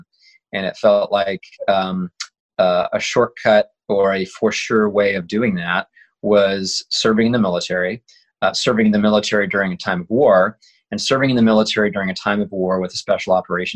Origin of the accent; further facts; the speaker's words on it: Kansas, United States; I grew up in Kansas, so there's not much